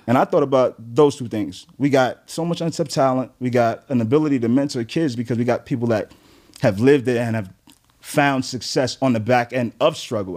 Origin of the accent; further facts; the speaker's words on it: New York City, New York, United States; also born or lived in Flatbush, Brooklyn; Grew up in Crown Heights, New York.